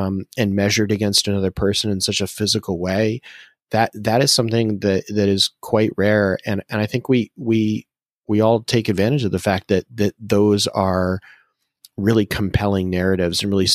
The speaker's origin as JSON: {"language": "English", "region": "Massachusetts", "country": "United States", "said": "I'm from Massachusetts"}